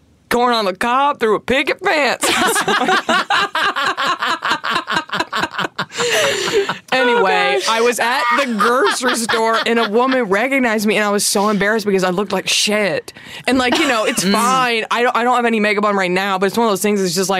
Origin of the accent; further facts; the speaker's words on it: Dallas, Texas, United States; From Dallas.